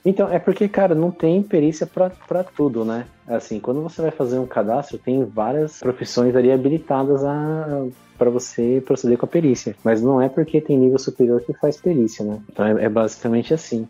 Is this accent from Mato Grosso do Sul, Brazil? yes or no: yes; Campo Grande, Mato Grosso do Sul, Brazil; moved away as an adult; now in Foz do Iguaçu, Brazil; sou campo-grandense, atualmente moro aqui em Foz do Iguaçu